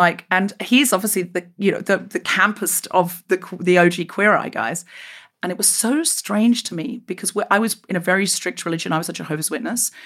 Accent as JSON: {"language": "English", "region": "Queensland", "country": "Australia", "tie": "born or raised there", "also_born_or_lived": "Sydney, Australia", "moved": "as an adult", "said": "When I left Australia, um, uh, where I grew up in Queensland"}